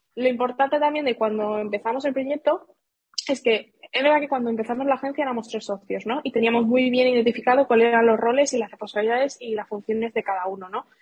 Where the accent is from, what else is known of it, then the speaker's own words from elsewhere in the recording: Seville, Andalusia, Spain; moved away as an adult; also born or lived in Madrid; yo soy de Sevilla y vivía en Sevilla